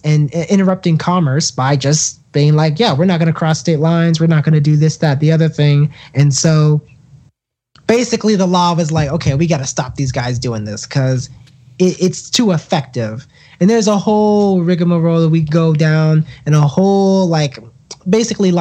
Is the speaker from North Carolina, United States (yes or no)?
yes; North Carolina, United States; my home state of North Carolina